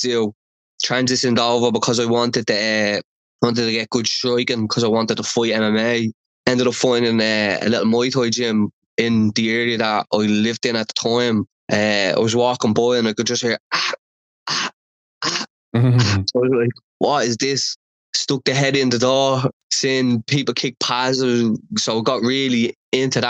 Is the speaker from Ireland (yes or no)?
yes; Dublin, Leinster, Ireland; I grew up in Dublin One, which is Dublin city centre